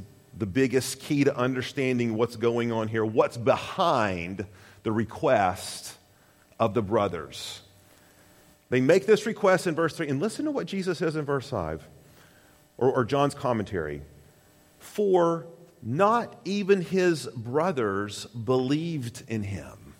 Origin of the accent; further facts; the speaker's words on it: Tennessee, United States; I'm from Tennessee.